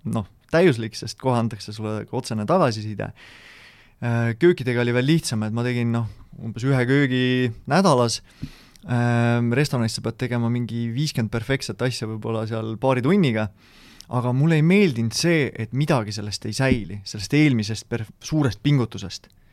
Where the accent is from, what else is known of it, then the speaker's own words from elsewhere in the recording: South Estonia, Estonia; Lõuna-Eesti poisina